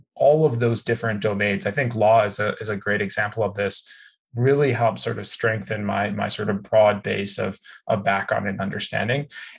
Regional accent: Chicago, Illinois, United States; moved away as an adult; now in California, United States; I moved to California from Chicago to go to community college actually.

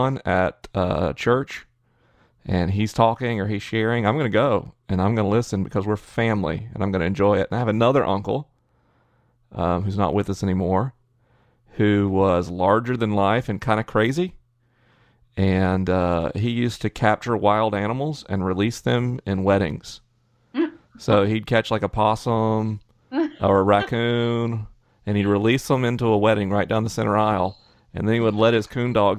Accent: the South, United States; as a Southerner

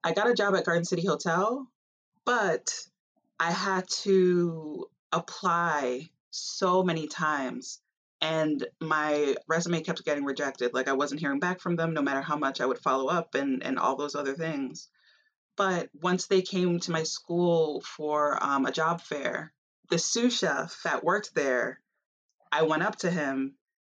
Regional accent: Long Island, New York, United States; growing up on Long Island and just growing up in a majority of a white space

